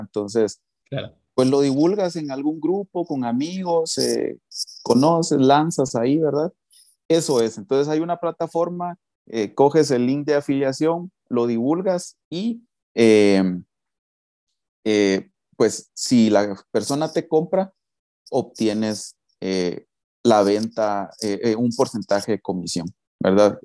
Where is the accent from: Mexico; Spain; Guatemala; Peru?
Guatemala; soy de Guatemala.